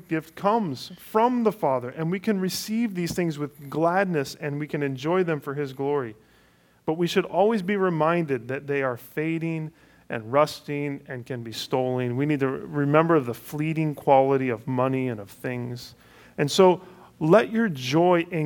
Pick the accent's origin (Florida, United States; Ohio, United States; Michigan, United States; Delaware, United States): Ohio, United States; Cleveland; moved away; Cleveland is my hometown